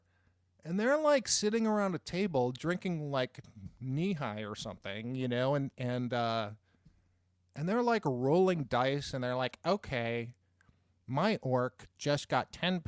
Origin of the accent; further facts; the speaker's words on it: Boston, Massachusetts, United States; I grew up in Boston, just outside Cambridge, which is, of course, where Harvard is and where MIT is.